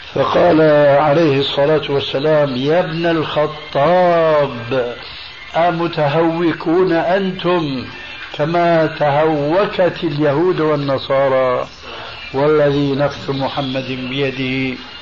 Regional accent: Syria; عندنا في سوريا

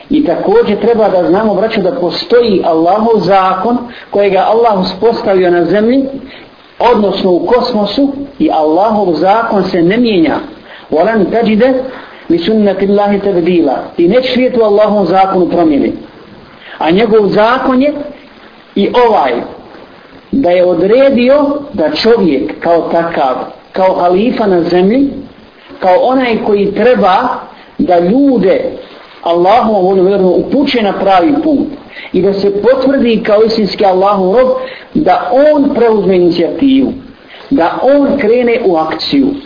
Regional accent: Bosnia & Herzegovina; kod nas u Bosni ovdje

